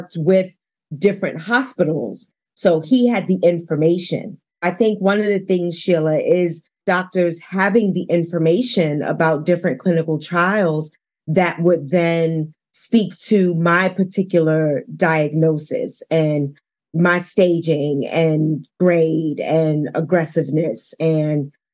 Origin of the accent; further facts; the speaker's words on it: New York City, New York, United States; moved away as an adult; now in Denver, United States; I was born and raised in Harlem